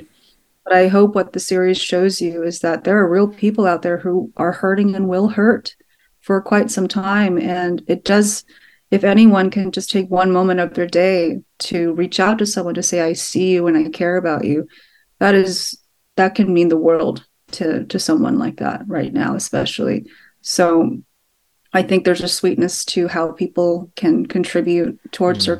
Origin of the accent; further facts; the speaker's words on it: Sugar Land, Texas, United States; I grew up in a town nearby, yeah. about an hour and a half nearby